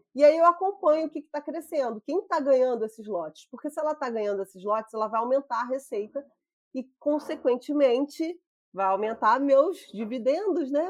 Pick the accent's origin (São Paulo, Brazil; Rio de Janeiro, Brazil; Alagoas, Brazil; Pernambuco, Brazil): Rio de Janeiro, Brazil; eu sou aqui do Rio, eu trabalhava na distribuição do Rio